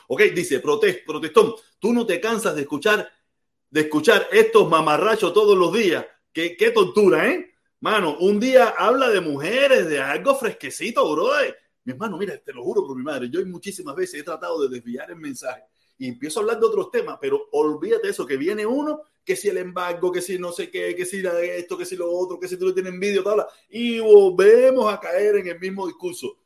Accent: Cuba; now in United States; Donde único nosotros somos naturales es en, nuestro país. ¿Y cuál es nuestro país? Cuba

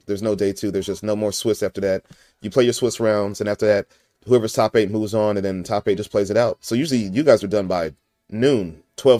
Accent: Fresno, California, United States; You messed around and won my hometown, man. I'm from Fresno, man.

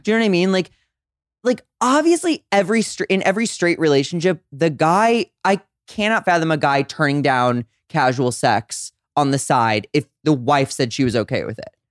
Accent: St. Louis, Missouri, United States; moved away; I'm from Saint Louis, Missouri

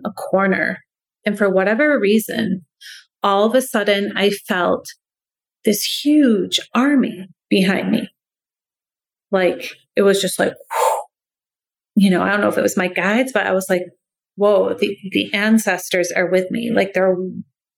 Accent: New York, United States; first language English; moved away as an adult; now in Iceland; I'm a New Yorker speaking Icelandic.

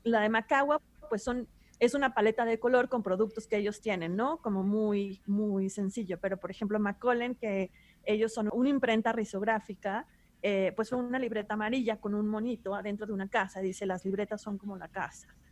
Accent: Monterrey, Nuevo León, Mexico; yo soy de Monterrey, que está en el norte de México

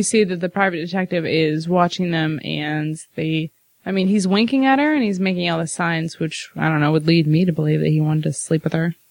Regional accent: Midwest, United States; I'm a Midwesterner

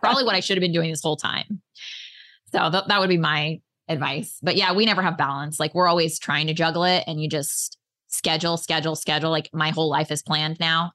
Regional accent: Oklahoma, United States; moved away; also born or lived in San Diego, California; I am originally from San Diego, but I grew up on an eighty acre ranch in Oklahoma

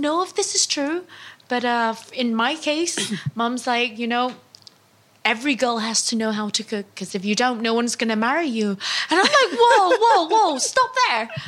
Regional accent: Mekong Delta, Vietnam; now in London, United Kingdom; we're from the Mekong Delta, which means everything is a bit sweeter

